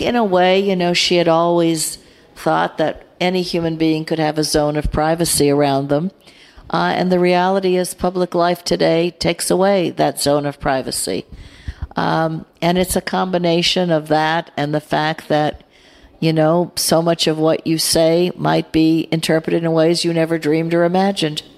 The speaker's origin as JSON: {"language": "English", "country": "United States", "said": "I'm American"}